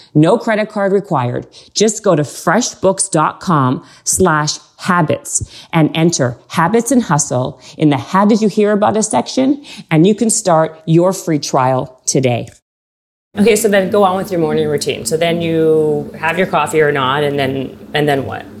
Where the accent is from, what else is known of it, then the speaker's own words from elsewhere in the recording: Canada; I'm Canadian